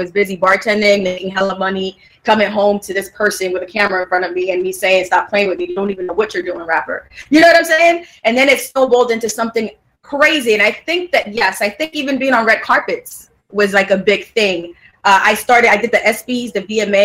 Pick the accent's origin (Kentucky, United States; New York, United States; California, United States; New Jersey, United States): New York, United States; I'm from Harlem